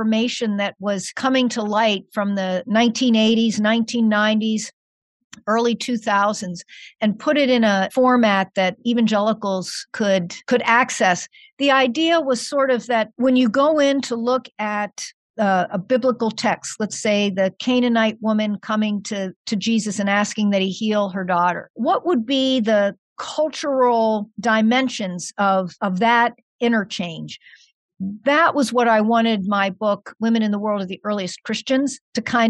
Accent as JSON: {"language": "English", "region": "central Pennsylvania", "country": "United States", "tie": "born or raised there", "also_born_or_lived": "Pittsburgh, Pennsylvania / Wheaton, Illinois", "moved": "as an adult", "lives_now": "Chicago area, United States", "said": "But I grew up in Pennsylvania, more in the central part of Pennsylvania."}